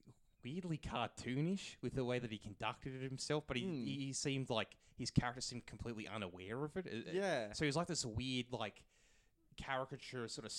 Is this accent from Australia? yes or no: yes; Australia; We're Australian